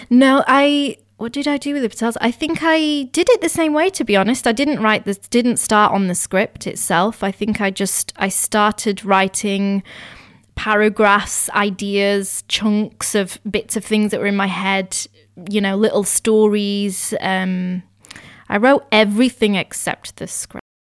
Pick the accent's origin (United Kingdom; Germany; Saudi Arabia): United Kingdom; I'm Indian, but I was born here. So I'm all, I'm constantly straddling the two worlds and always have done. Like I grew up bilingual, learning Gujarati and English at the same time